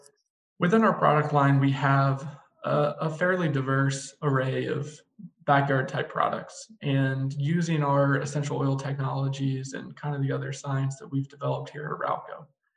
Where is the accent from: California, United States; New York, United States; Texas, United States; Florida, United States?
Texas, United States; now in Minnesota, United States; But I come down from Texas where, you know, it's going to routinely hit 100 degrees for weeks on end.